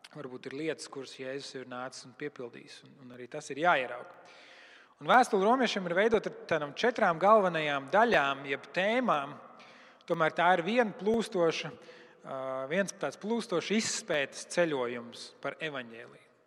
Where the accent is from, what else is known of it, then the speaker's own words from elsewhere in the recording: Latvia; Mēs arī esam latvieši, mēs arī esam pagāni.